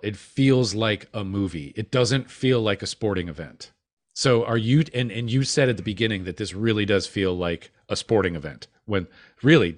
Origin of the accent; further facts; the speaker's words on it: Midwest, United States; as a Midwesterner